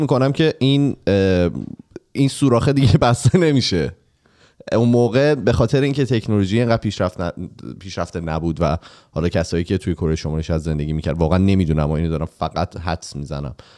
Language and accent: Persian; Iran; now in Canada; تو به عنوان یک ایرانی